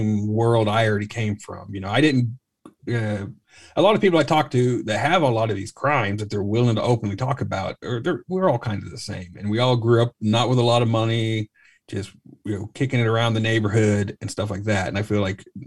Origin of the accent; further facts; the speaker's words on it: Tulsa, Oklahoma, United States; I grew up in Tulsa, Oklahoma, so it's not as big